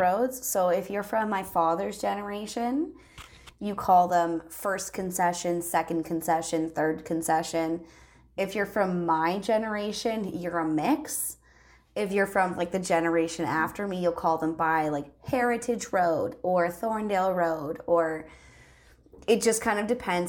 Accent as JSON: {"language": "English", "country": "Canada", "said": "as a Canadian"}